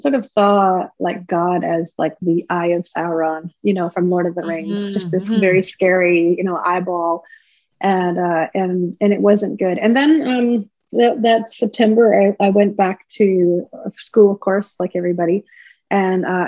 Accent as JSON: {"language": "English", "town": "Prince George", "region": "British Columbia", "country": "Canada", "tie": "born or raised there", "said": "I'm from the beautiful village of Nadlewetan First Nation, which is located about an hour and a half west of Prince George in BC"}